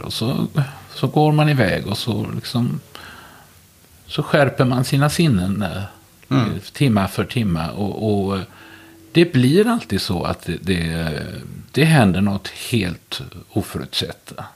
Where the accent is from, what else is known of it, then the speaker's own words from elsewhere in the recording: Västergötland, Västra Götaland, Sweden; Jag är född och uppvuxen i Västergötland och har i stort sett aldrig bott någon annanstans